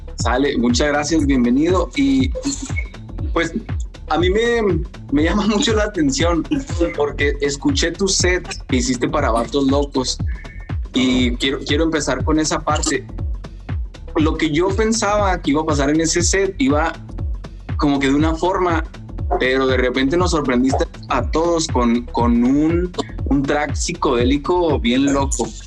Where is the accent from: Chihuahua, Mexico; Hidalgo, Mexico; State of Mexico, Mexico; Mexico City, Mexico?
Chihuahua, Mexico; yo soy de Chihuahua